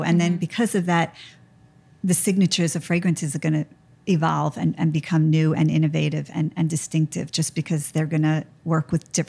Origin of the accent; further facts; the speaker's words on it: Long Island, New York, United States; I grew up on Long Island. My grandparents lived in Long Beach. So we went to Long Beach every single weekend